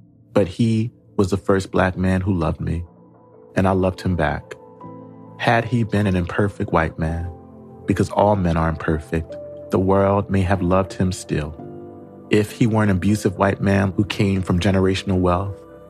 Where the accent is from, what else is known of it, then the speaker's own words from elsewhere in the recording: Camden, New Jersey, United States; I grew up in Camden, New Jersey. Shout out to home in the hood.